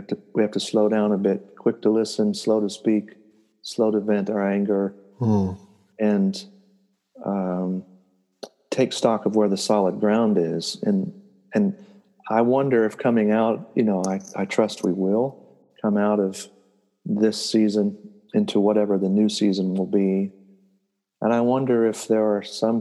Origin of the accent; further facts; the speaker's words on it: United States; here in the United States as an American